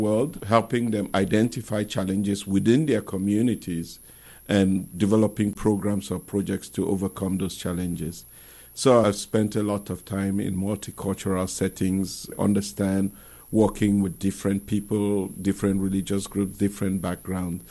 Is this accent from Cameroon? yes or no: yes; Cameroon; moved away as an adult; now in St. Louis, United States; I'm originally from Cameroon, and I moved here in 2002